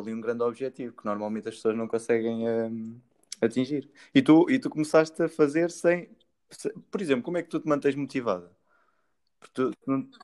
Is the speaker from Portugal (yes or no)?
yes; Santa Comba Dão, Centro, Portugal; eu sou de Santa Coma